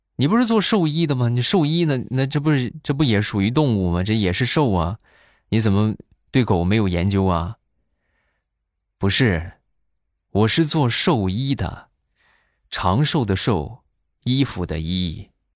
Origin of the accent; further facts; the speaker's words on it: northern China, China; 我们北方